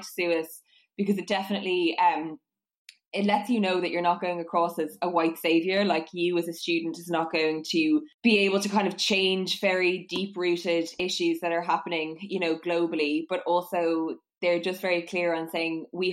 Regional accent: Malahide, Leinster, Ireland; moved away as an adult; now in London, United Kingdom; I'm from Malahide in Dublin, in Ireland

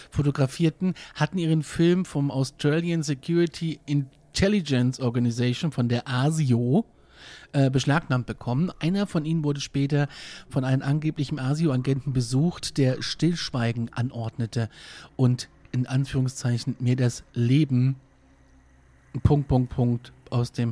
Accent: Hesse, Germany; born there; now in Bavaria, Germany; Ich bin ja Hesse. Ja, gebürtiger. aber ausgeklappter.

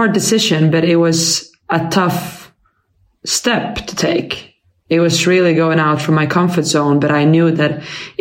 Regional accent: Helsingborg, Skåne, Sweden; moved away as an adult; also born or lived in Falun, Dalarna / Malmö; now in London, United Kingdom; I was born in Falun, in Dalarna, and that's far away from Helsingborg, and they speak a whole different than how we do in Malmö and in Helsingborg. But yeah, I grew up in Helsingborg

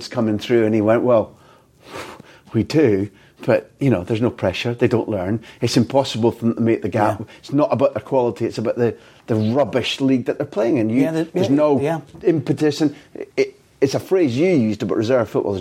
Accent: Scotland, United Kingdom; even as a Scot

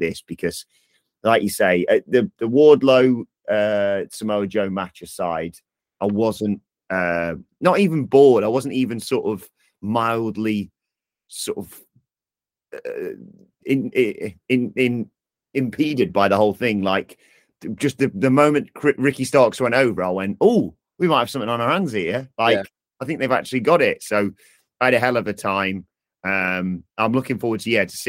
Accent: United Kingdom; I'm British

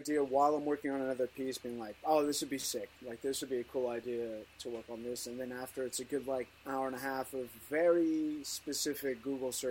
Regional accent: Canada; now in Paris, France; I'm originally originally from Canada, and now I'm based in Paris

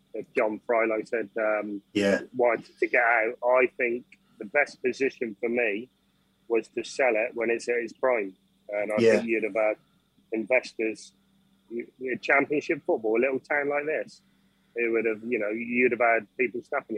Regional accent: Yeovil, South West England, United Kingdom; We are from Yeovil.

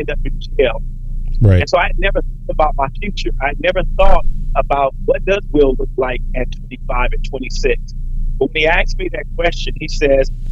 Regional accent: Compton, California, United States; I grew up in Compton at a time where they said Compton was literally the worst city in America.

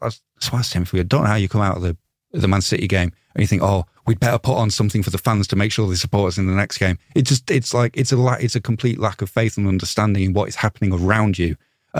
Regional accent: Leeds, Yorkshire and the Humber, United Kingdom; I'm from Leeds, so that's why I started supporting them

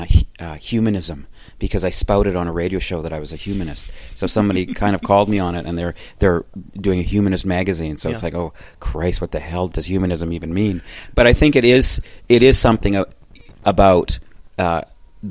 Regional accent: Calgary, Alberta, Canada; moved away; also born or lived in Toronto; I grew up in Calgary

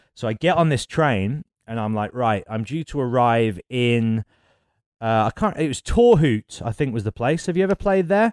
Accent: Birmingham, West Midlands, United Kingdom; Birmingham, and it was obviously my hometown

